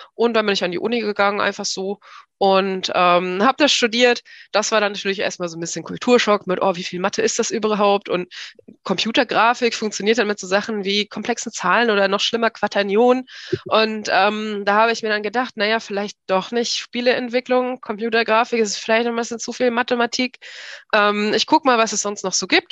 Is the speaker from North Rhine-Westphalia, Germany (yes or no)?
no; Hanover Region, Lower Saxony, Germany; Ich bin in der Region Hannover aufgewachsen